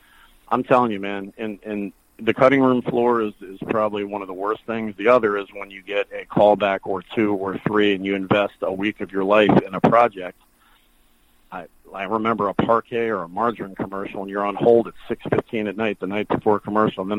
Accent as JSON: {"language": "English", "region": "the South", "country": "United States", "said": "I'm from the South"}